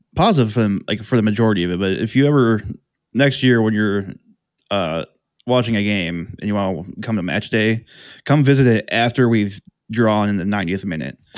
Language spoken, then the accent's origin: English; Elyria, Ohio, United States; moved away as an adult; now in Columbus, United States; really came from Elyria, which is about if anyone doesn't know, it's about thirty minutes west of, uh, Cleveland